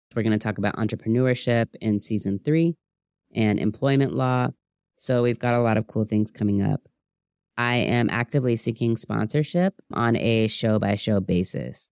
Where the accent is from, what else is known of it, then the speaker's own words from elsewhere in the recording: Seattle, Washington, United States; being a Black American growing up in Seattle, Washington